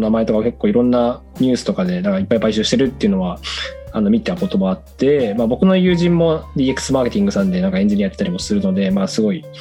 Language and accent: Japanese; Sapporo, Hokkaido, Japan; moved away as an adult; also born or lived in Tokyo; そうですね僕ははい札幌,、ま、札幌で生まれて高校までは札幌で大学はあの東京でっていう